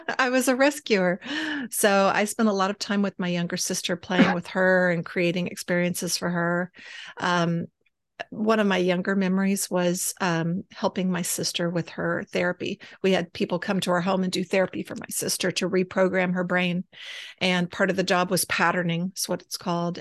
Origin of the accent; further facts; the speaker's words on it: Austin, Texas, United States; moved away; also born or lived in San Angelo, Texas; grew up in the weird capital of the United States, Austin, Texas